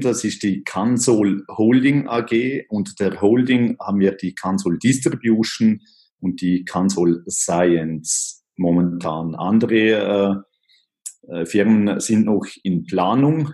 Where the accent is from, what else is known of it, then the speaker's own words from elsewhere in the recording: Liechtenstein; aufgewachsen äh, bin ich in äh, Liechtenstein